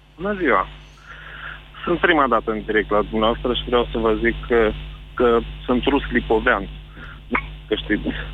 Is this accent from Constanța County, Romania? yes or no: no; Climăuți, Suceava County, Romania; sunt din Climăuț, dintr-o zonă a Sucevei, undeva unde se agață harta în cui. Vreau să vă zic atâta, că trăiesc printre ruși lipoveni, fiind rus lipovean